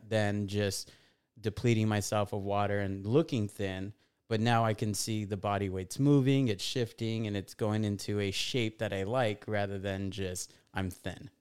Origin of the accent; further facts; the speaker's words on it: Fontana, California, United States; born and raised in a little town called Fontana, California